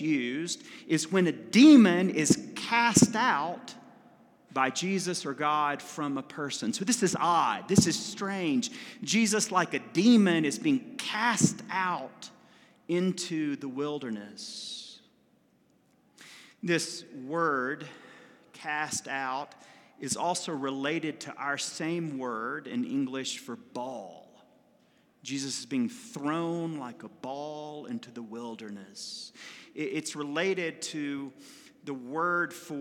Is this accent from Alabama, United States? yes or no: yes; Alabama, United States; my home state in Montgomery, Alabama